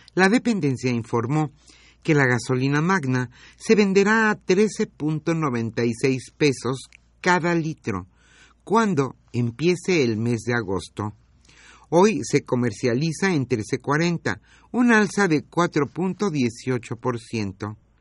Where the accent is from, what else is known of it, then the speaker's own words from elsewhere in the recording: Mexico; nos ampara la Constitución a nosotros como mexicanos